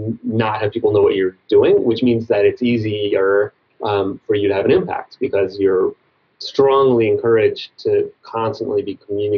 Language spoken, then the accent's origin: English; New York, United States; I was born in New York City, but we moved to kind of a rural part of Long Island when I was young, and we had woods that I would go through every day